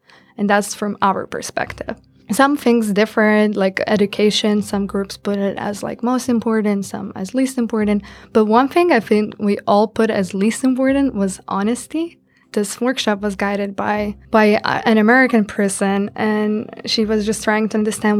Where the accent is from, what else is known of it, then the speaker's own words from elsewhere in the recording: Lithuania; moved away as an adult; now in Washington, D.C., United States; I come from Lithuania